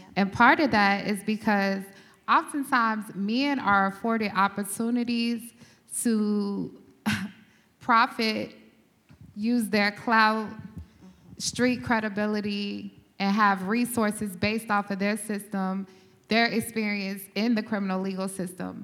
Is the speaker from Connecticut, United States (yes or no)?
no; Dallas, Texas, United States; also born or lived in Dayton, Ohio; I'm originally from Dayton, Ohio, grew up in Dallas, Texas